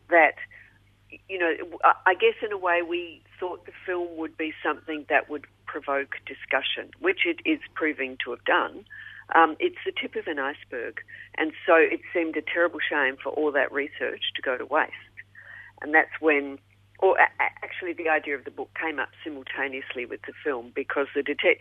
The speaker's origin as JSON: {"language": "English", "country": "New Zealand", "moved": "as an adult", "lives_now": "Melbourne, Australia", "said": "I'm from New Zealand"}